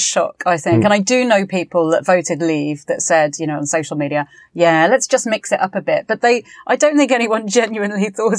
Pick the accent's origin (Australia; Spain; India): Spain; My dad was an immigrant from Fiji and I grew up in Spain.